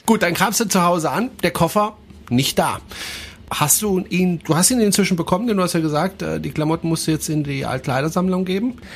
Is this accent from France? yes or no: yes; France; German is a second language; moved away; ich bin Franzose, ich darf auch mal deutsche Fehler machen